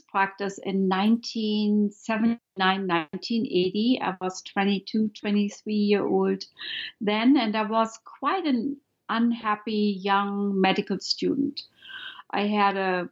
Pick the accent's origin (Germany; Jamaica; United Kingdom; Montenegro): Germany; moved away; I'm from Germany